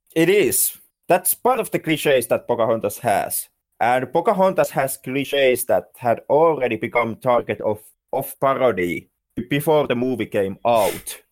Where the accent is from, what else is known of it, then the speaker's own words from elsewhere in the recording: Finland; I'm not American. I'm Finn